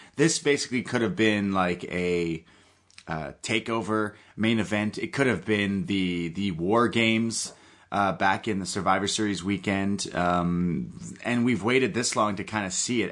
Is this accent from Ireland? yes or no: no; Canada; I am a Canadian